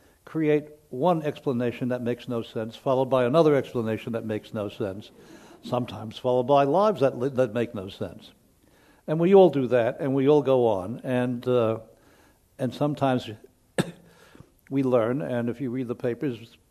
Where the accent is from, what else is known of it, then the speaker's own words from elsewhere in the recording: New York City, New York, United States; also born or lived in Lower East Side, New York; I moved away from the Bronx